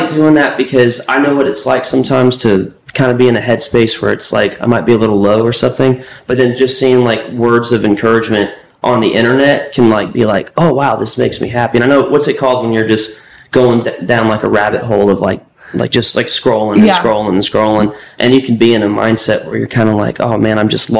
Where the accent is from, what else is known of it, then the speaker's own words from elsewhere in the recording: Tampa, Florida, United States; moved away as an adult; now in Nashville, United States; Tampa, Florida. Okay. That's home.